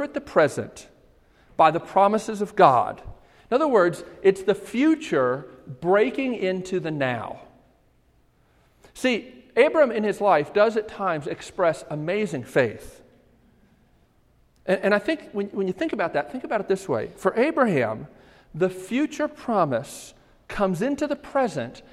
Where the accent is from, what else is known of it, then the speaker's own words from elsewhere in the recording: Baltimore, Maryland, United States; I grew up in Baltimore, and we lived on the highest hill in Baltimore County